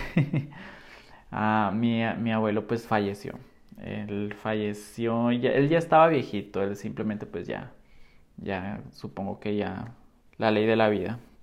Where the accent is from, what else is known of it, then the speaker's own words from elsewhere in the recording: Nogales, Sonora, Mexico; moved away as an adult; also born or lived in Guadalajara; soy de Nogales, Sonora